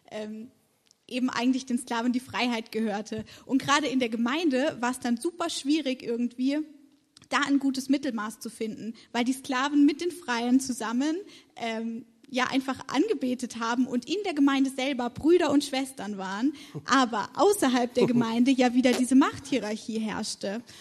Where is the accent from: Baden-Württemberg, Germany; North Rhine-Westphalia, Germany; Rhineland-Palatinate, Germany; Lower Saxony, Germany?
Baden-Württemberg, Germany; Karlsruhe; now in Marburg, Germany; Ich komme ursprünglich aus Karlsruhe und studiere in Marburg soziale Arbeit und praktische Theologie